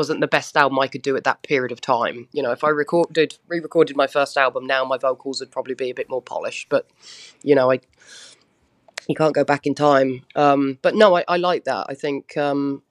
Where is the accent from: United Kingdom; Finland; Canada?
United Kingdom; moved away as an adult; now in United States; growing up on essentially a very small island